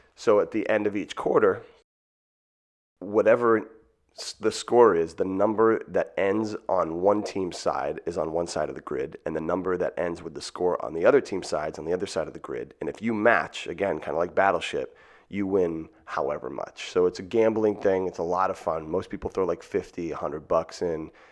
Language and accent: English; Marshfield, Massachusetts, United States; moved away as an adult; now in New York City, United States; Boston, Massachusetts, specifically Marshfield, thirty minutes south on the water between Plymouth and Boston